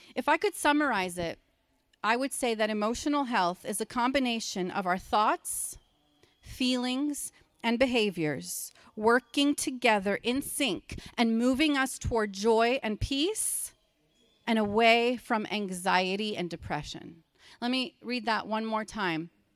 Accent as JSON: {"language": "English", "region": "Pennsylvania", "country": "United States", "said": "I'm from Pennsylvania, so I know the language here"}